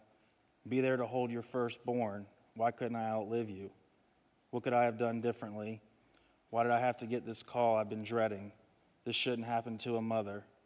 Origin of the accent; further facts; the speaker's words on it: Charlotte, North Carolina, United States; from Charlotte, hour and a half down the road. Went to Covenant Day.